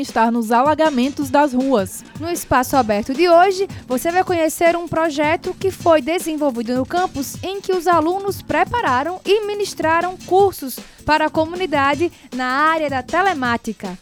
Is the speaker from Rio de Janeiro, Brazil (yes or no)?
no; Natal, Rio Grande do Norte, Brazil; now in Tauá, Brazil; Vai visitar minha terra